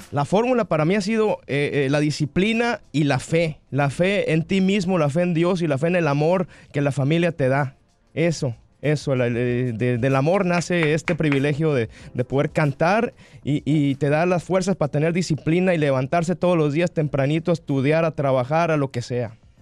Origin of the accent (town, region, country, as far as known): Sonora, Mexico; now in Miami, United States